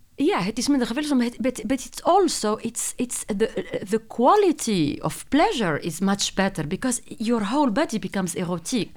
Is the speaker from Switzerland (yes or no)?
no; Tunisia; Dutch is a second language; moved away as an adult; also born or lived in France; now in Netherlands; ben ik opgegroeid in Tunesië en niet in Nederland